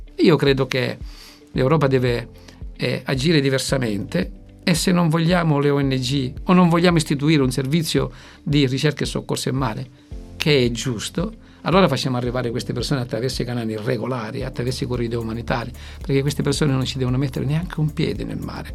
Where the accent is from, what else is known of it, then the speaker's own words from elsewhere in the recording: Lampedusa, Sicily, Italy; io vengo da lì, eh, vengo da Lampedusa